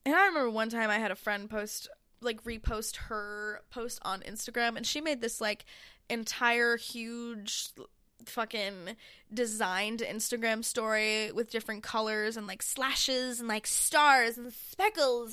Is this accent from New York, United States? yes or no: yes; Syracuse, New York, United States; moved away; I'm from Syracuse